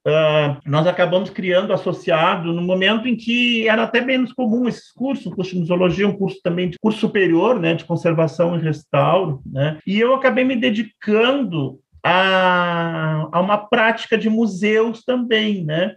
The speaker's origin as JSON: {"language": "Portuguese", "town": "Porto Alegre", "region": "Rio Grande do Sul", "country": "Brazil", "also_born_or_lived": "Pelotas", "said": "eu sou de Porto Alegre"}